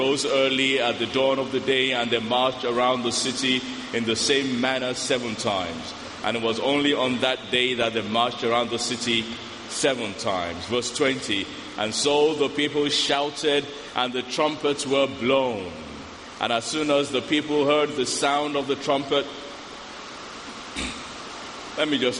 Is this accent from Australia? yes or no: no; Nigeria; I'm African, I'm Nigerian.